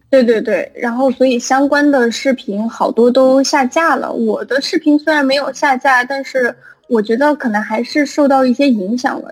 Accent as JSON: {"language": "Chinese", "town": "Guiyang", "region": "Guizhou", "country": "China", "said": "我们三个都是，应该都是贵阳的"}